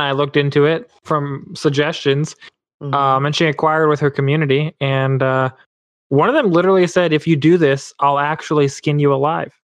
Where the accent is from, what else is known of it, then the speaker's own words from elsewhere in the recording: Canada; I'm Canadian